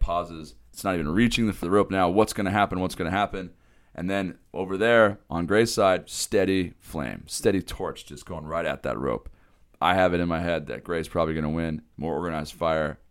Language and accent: English; Eastern Washington, United States; moved away; also born or lived in Harvard, Idaho; I'm from Eastern Washington